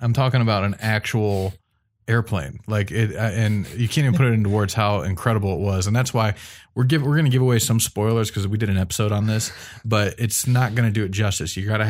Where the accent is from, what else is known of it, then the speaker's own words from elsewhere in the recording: Wadsworth, Ohio, United States; he ended up flying it for the first time at Wadsworth Municipal Airport, which is not only where I grew up in Wadsworth